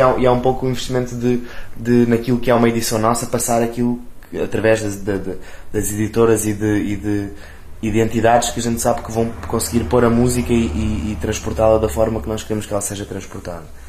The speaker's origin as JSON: {"language": "Portuguese", "town": "Amadora", "region": "Lisbon", "country": "Portugal", "tie": "born or raised there", "also_born_or_lived": "Campo de Ourique, Lisbon", "lives_now": "Lisbon, Portugal", "said": "nós crescemos os dois juntos na Amadora e eu, eu sou tipo se era a pessoa mais, mais aborrecida em termos geográficos que nasci ali na, no Hospital da Cruz Vermelha e vivi na Amadora tipo a minha vida toda"}